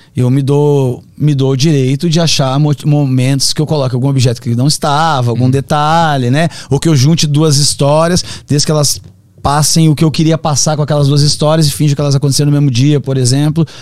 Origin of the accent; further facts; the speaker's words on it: Brazil; nós somos brasileiros